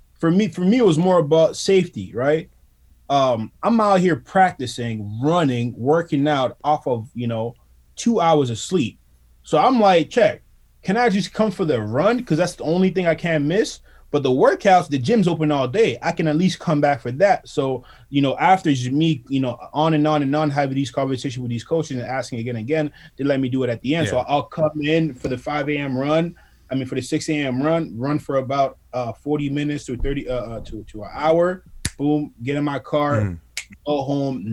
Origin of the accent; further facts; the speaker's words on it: Ottawa, Ontario, Canada; I'm from Ottawa